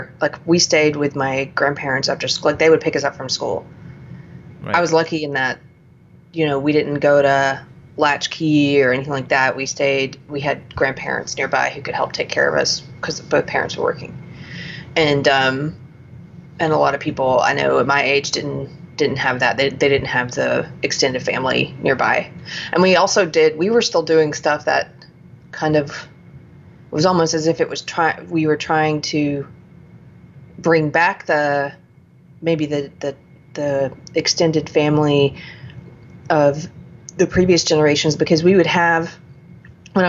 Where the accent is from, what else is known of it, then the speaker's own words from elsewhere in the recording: the South, United States; growing up in the South